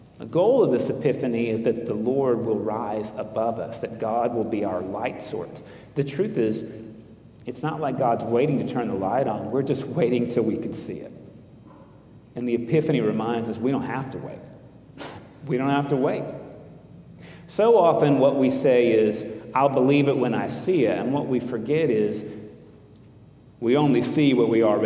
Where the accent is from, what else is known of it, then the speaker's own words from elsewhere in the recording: United States; as an American